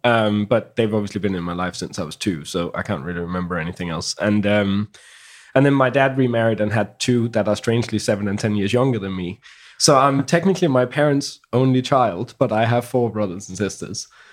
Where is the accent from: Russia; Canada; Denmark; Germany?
Denmark; Copenhagen, Capital Region of Denmark; also born or lived in Holbæk, Denmark; now in London, United Kingdom; I grew up in Copenhagen.